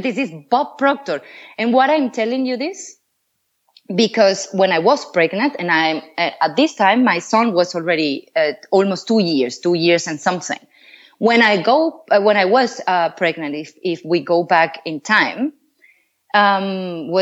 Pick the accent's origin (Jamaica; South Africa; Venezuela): Venezuela; moved away as an adult; now in Switzerland; I come from Venezuela